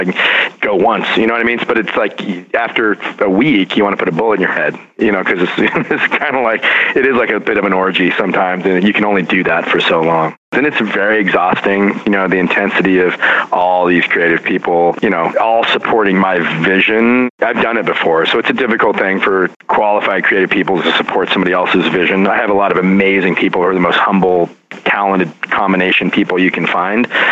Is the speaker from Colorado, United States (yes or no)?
no; Lostine, Oregon, United States; also born or lived in Portland, Oregon / New York City; now in Philadelphia, United States; my hometown, rural Oregon, the general store in this little ghost town of Lostine